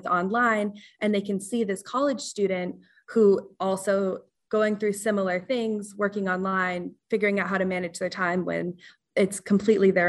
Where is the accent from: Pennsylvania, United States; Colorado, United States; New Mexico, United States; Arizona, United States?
Colorado, United States; moved away as an adult; now in Massachusetts, United States; I'm from Colorado. So it started in Colorado in the community that I grew up